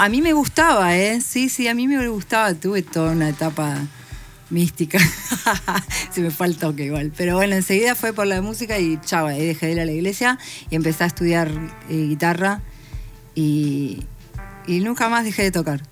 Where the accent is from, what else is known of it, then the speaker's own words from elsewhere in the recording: La Plata, Buenos Aires Province, Argentina; yo igual siempre viví en La Plata, soy de La Plata.